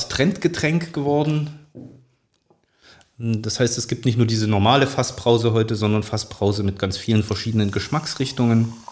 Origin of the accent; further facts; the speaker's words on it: East Germany, Germany; ich bin ja in der DDR groß geworden, habe meine Kindheit in der DDR verbracht